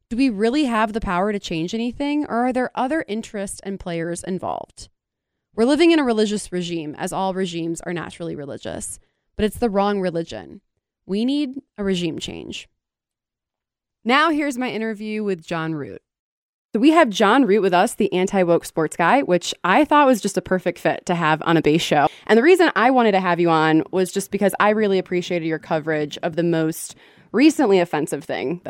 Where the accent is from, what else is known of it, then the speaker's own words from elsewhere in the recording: Cleveland, Ohio, United States; I'm from Cleveland